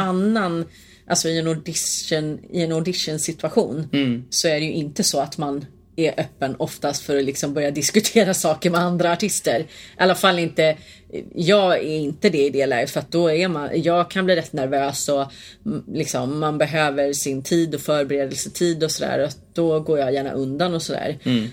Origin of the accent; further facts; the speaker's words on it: Hälsingland, Gävleborg County, Sweden; jag är från Hälsingland.